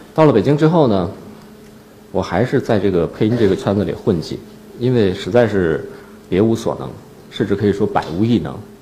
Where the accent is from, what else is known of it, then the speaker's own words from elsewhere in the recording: Northeast China, China; now in Beijing, China; 我是东北人